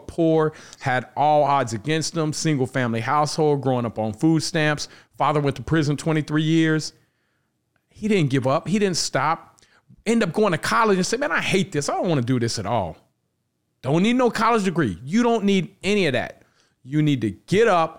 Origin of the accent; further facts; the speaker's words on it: Cincinnati, Ohio, United States; I'm from Cincinnati